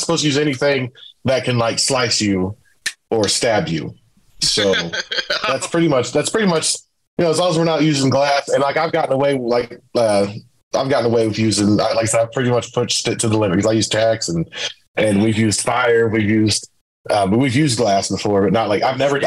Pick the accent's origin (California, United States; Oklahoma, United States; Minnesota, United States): Oklahoma, United States; I'm from Oklahoma, and I spent most of my career in Oklahoma